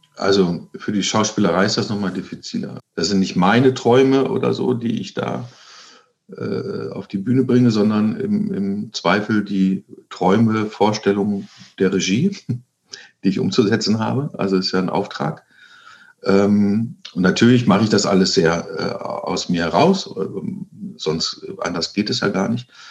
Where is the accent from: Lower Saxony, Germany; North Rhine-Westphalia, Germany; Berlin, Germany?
Lower Saxony, Germany; East Frisia; moved away; ich ähm, einen Großteil meiner Kindheit äh, äh, im Norden verbracht habe, in Ostfriesland